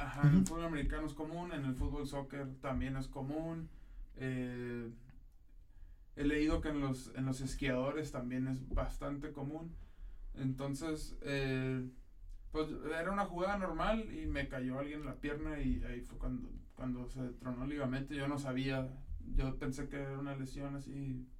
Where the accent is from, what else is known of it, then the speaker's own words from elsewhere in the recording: Tijuana, Baja California, Mexico; moved away as an adult; also born or lived in Ensenada, Mexico; now in Monterrey, Mexico; nací en Ensenada, pero desde chiquito nos movimos a Tijuana prácticamente. Soy de Tijuana